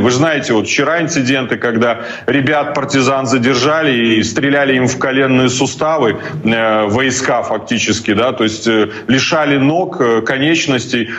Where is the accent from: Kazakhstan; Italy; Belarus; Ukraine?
Belarus; moved away; я как белорус, как политик